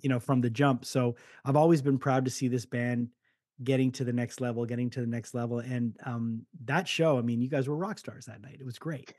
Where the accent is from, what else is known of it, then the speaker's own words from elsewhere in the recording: Montreal, Quebec, Canada; being from montreal you do feel the oldness